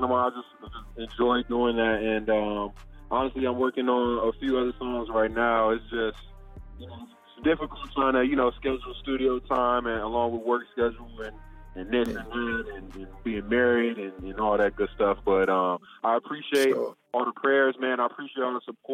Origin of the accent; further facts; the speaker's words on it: Cleveland, Ohio, United States; I'm from Cleveland